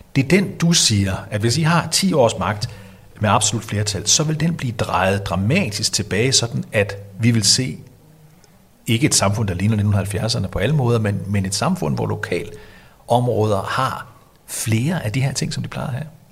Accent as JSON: {"language": "Danish", "country": "Denmark", "said": "vi som danskere"}